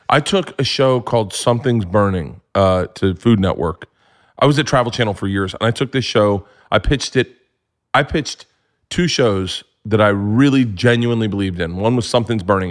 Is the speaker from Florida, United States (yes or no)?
yes; Florida, United States; I grew up in Florida